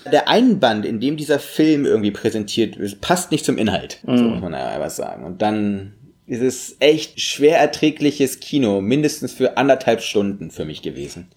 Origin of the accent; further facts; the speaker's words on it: Russia; moved away; wir sind immer einfach groß geworden in dem Land